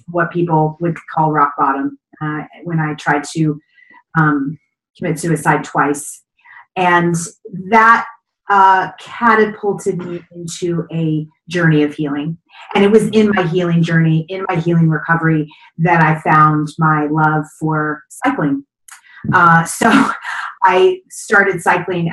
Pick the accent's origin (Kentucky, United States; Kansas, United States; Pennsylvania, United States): Kentucky, United States; I grew up in Kentucky